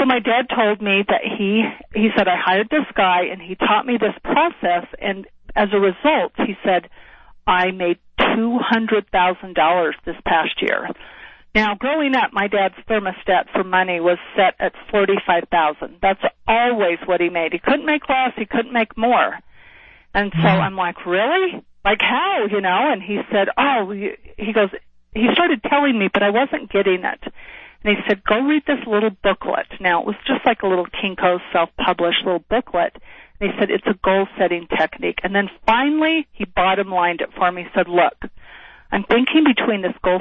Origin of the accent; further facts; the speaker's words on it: Salt Lake City, Utah, United States; moved away as an adult; also born or lived in Washington, D.C.; I grew up in Salt Lake City, Utah